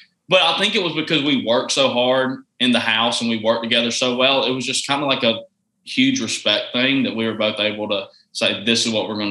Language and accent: English; Georgia, United States; I was from Georgia